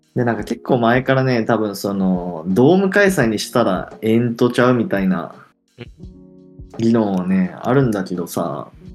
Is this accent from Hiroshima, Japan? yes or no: yes; Hiroshima, Japan; 広島、地元